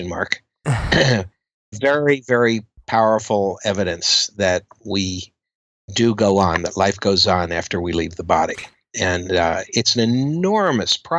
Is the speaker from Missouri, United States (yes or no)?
no; Kensington, Maryland, United States; also born or lived in Bethesda, Maryland; I grew up in Kensington, Maryland, and then my family moved to Bethesda, Maryland